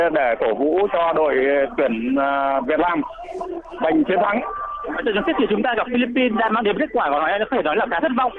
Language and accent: Vietnamese; Cẩm Giàng, Hải Dương, Vietnam; vâng tôi à, à, đến à, từ Cẩm Giàng